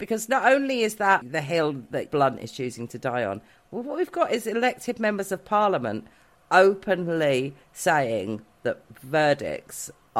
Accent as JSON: {"language": "English", "town": "Newport Pagnell", "region": "South East England", "country": "United Kingdom", "tie": "born or raised there", "moved": "yes", "said": "listeners will know I have a complicated relationship with my hometown."}